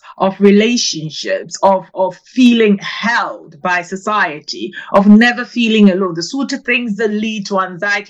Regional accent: Ghana; now in London, United Kingdom; I was actually born in Ghana in West Africa

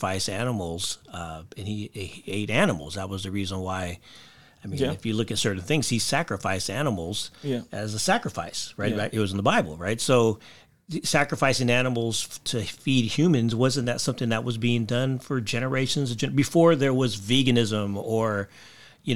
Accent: Philippines; I'm Filipino

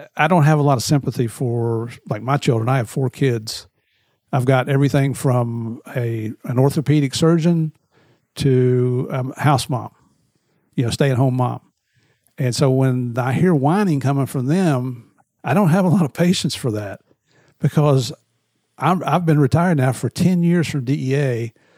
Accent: Tennessee, United States; also born or lived in West Virginia; I grew up in Tennessee and West Virginia. I'm like a cross between a redneck and a hillbilly.

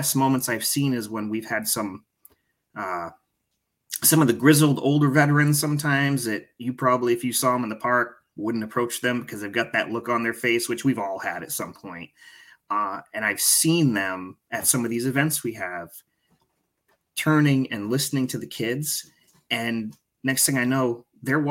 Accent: Maine, United States; I grew up living in Maine. That's my home

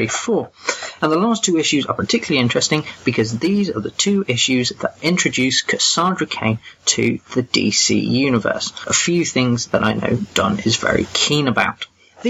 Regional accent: England, United Kingdom; I'm that English guy

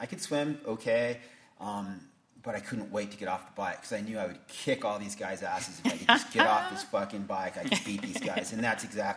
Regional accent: Atascadero, California, United States; now in Santa Maria, United States; My parents have an old craftsman-style home in the center of Atascadero, and my father is a photographer. And so I grew up in a photography studio.

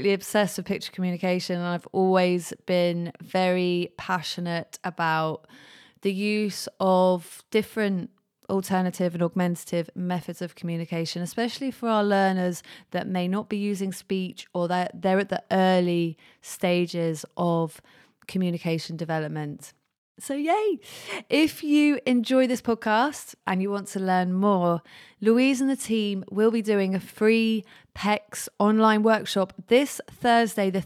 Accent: Jersey; moved away as an adult; also born or lived in London; I've just moved from London to Jersey. So I've lived in London for the last about 14 years and I grew up in Jersey

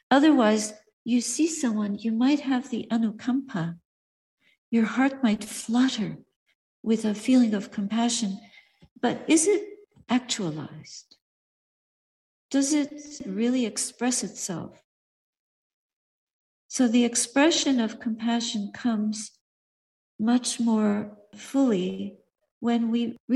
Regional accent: Montreal, Quebec, Canada; I remember once in my hometown, Montreal, I was standing for alms outside a bakery

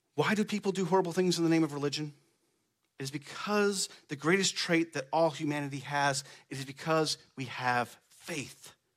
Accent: Baird, Nebraska, United States; I grew up on a farm in the middle of nowhere in Nebraska, Baird, Nebraska.

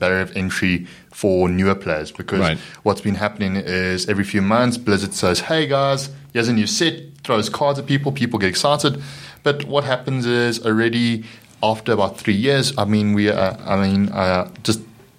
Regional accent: South Africa; in South Africa, we with a lot of trends internationally, we always struggle behind by a good few years

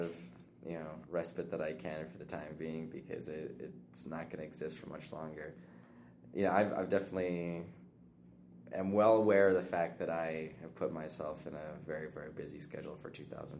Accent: Lolo, Montana, United States; also born or lived in Billings, Montana / Hysham, Montana; we moved over to Lolo, just south of Missoula, and I grew up there for the vast majority of my childhood, going to Lolo Elementary, then Big Sky High School

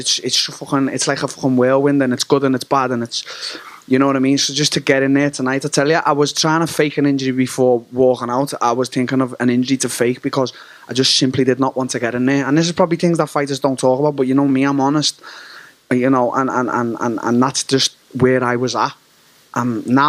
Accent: Liverpool, North West England, United Kingdom; Anfield, my hometown, the Liverpool Football Club

